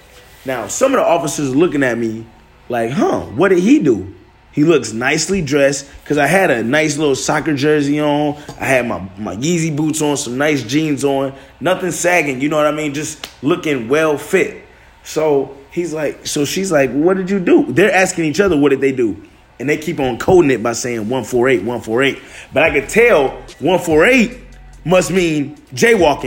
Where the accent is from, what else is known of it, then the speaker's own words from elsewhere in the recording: Detroit, Michigan, United States; moved away as an adult; now in California, United States; I'm from Detroit